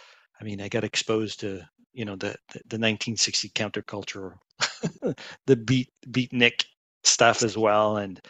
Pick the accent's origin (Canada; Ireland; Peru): Canada; Quebec; growing up in Quebec